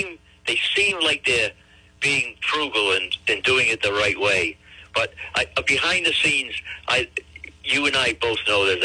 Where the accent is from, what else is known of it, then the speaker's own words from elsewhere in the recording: Pawtucket, Rhode Island, United States; I was born and brought up in Pawtucket.